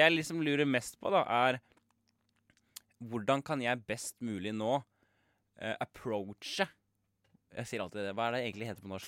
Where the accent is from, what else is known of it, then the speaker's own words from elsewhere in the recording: Kongsberg, Buskerud, Norway; now in Oslo, Norway; Vi er jo da fra Kongsberg og har flytta til Oslo